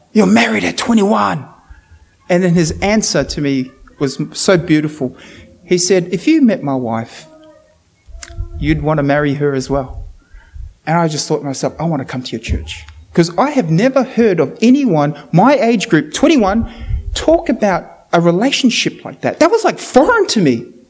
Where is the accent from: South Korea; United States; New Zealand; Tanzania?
New Zealand; now in Australia; I'm from New Zealand